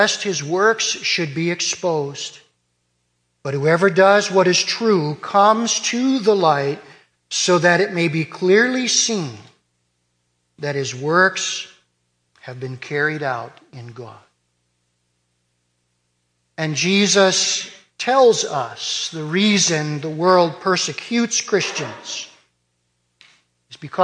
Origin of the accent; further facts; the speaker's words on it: Detroit, Michigan, United States; I was born in Detroit